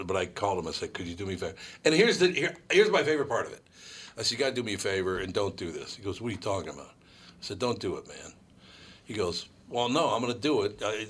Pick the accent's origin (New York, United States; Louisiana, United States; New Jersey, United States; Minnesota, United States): Minnesota, United States; Minneapolis; Ah, the joys of growing up in North Minneapolis.